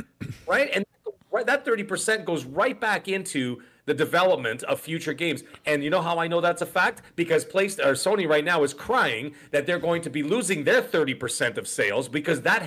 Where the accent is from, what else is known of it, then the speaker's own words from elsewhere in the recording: Canada; I'm Canadian